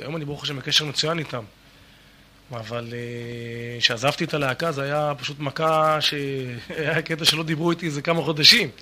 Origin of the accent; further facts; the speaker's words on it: the Krayot area, Haifa District, Israel; moved away as an adult; also born or lived in Miami, United States; גדלנו באזור הקריות ולאחר מכן בקיבוץ, קיבוץ של השומר הצעיר.